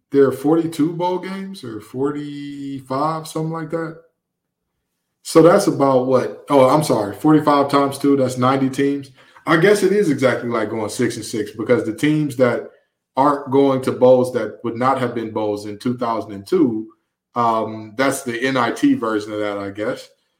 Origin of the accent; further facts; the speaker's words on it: Detroit, Michigan, United States; So for those of you who don't know, I'm from Detroit, Michigan, okay?